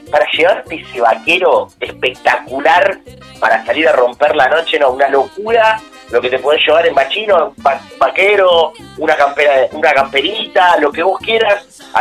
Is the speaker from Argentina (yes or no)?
yes; Argentina; venimos dulces los argentinos, eh, es, innegable